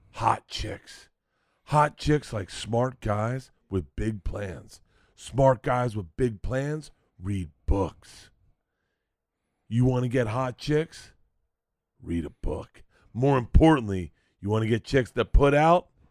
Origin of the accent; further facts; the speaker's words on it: Tampa, Florida, United States; now in Los Angeles, United States; I grew up in Tampa